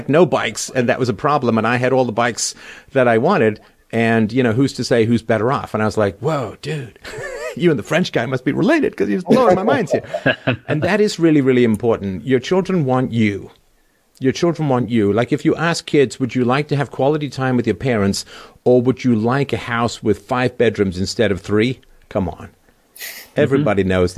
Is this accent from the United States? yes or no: no; London, United Kingdom; my little apartment that I grew up in London